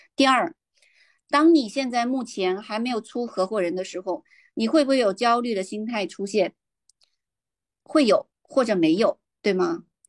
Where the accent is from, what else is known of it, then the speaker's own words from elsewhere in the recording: Beijing, China; 我来自北京